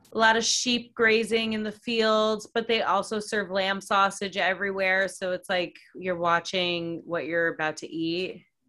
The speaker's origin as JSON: {"language": "English", "town": "Oakton", "region": "Virginia", "country": "United States", "tie": "born or raised there", "said": "my hometown"}